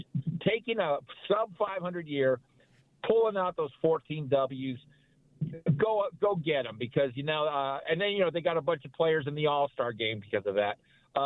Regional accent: California, United States; I was a cabbie in San Diego. I grew up in the Bay Area, big A's freak.

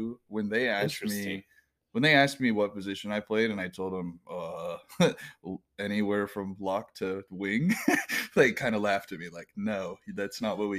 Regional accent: United States; I'm not just white. I'm American.

